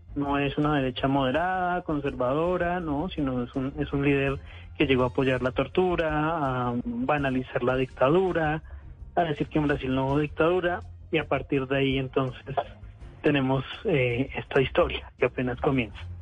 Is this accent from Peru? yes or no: no; Colombia; yo nací en Colombia